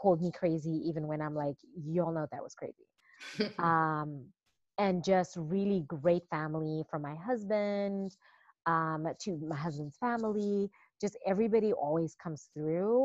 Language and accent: English; Zimbabwe; moved away as an adult; I was born and raised in Zimbabwe.